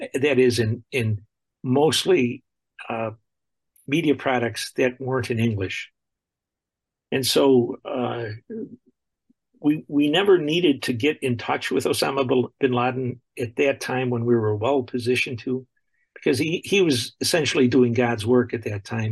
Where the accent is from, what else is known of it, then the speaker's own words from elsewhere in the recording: Buffalo, New York, United States; I grew up in Buffalo, New York, and I went to school there